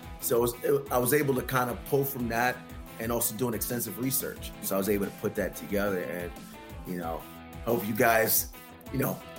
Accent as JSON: {"language": "English", "town": "New York City", "region": "New York", "country": "United States", "said": "I'm from Brooklyn, New York, so I'm from the streets."}